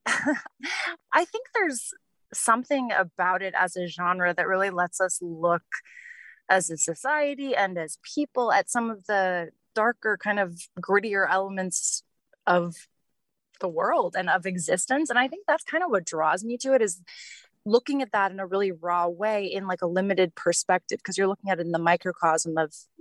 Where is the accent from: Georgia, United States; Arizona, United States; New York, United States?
Arizona, United States; the Valley; moved away as an adult; now in Los Angeles, United States; I grew up in the Valley, actually. I lived there and, you know, went to high school and college and then moved here.